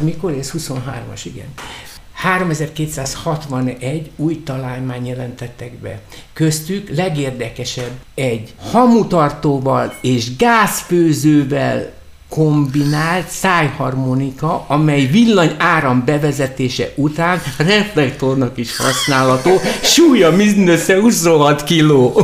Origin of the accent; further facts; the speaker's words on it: Budapest, Hungary; én Lőrincen nevelkedtem